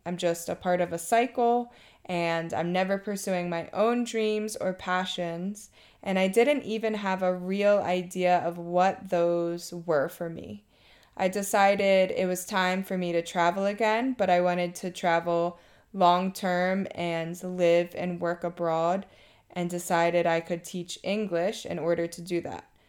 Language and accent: English; Maryland, United States; moved away as an adult; now in Thailand; I'm from Maryland and have been living in Thailand for two and a half years.